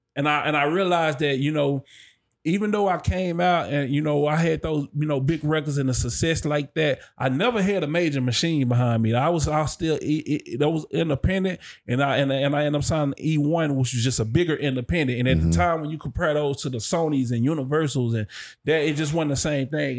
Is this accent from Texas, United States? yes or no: yes; Dallas, Texas, United States; I'm from Dallas